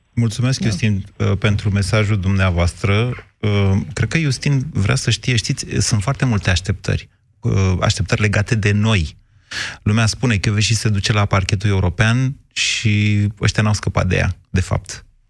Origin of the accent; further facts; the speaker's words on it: Romania; ca român